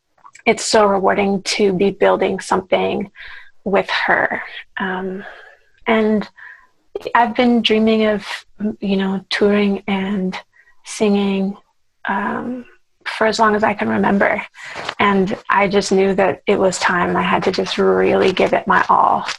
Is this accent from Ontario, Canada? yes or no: no; Vancouver, British Columbia, Canada; moved away as an adult; also born or lived in Toronto, Canada; now in Los Angeles, United States; I'm from Vancouver, Canada, originally